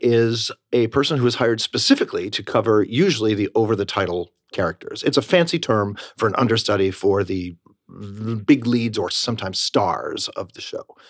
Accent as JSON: {"language": "English", "town": "Rochester", "region": "New York", "country": "United States", "tie": "born or raised there", "moved": "yes", "said": "I grew up in Rochester, New York"}